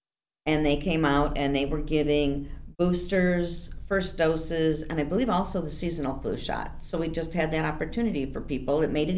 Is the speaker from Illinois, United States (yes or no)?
yes; Hoffman Estates, Illinois, United States; also born or lived in Chicago, Illinois; now in Aurora, United States; I was born in Chicago, okay. The Company of Mary Hospital. I was raised in Hoffman Estates. Huh? Moved to Aurora back in 1983.